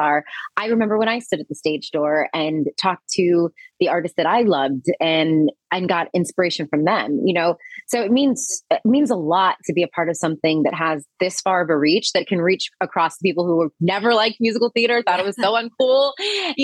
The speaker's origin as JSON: {"language": "English", "region": "Virginia", "country": "United States", "said": "I'm from Virginia"}